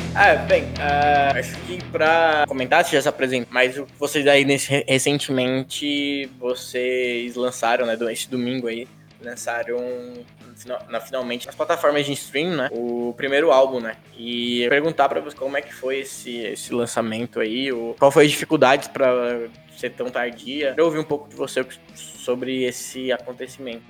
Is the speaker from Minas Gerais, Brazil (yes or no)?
no; São Paulo, Brazil; Eu, eu, sou de São Paulo, né? Moro aqui hoje